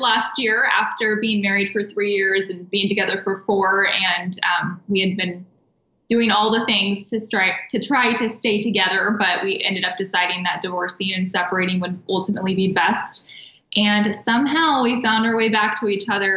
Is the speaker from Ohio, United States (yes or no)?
no; Kansas, United States; moved away as an adult; now in Arizona, United States; I'm not from here. All of my family is actually back in the Midwest. We're from Kansas.